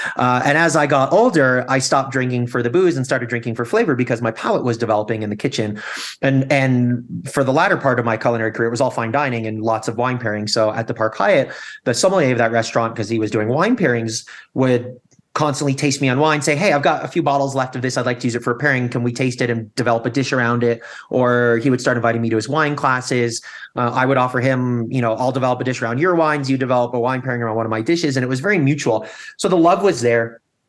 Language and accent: English; Toronto, Ontario, Canada; also born or lived in Chicago / Fort Worth / Anaheim; I had lived in Fort Worth, Texas, the People's Republic of Disney, otherwise known as Anaheim, California, Toronto, Canada, where I grew up and became a dual citizen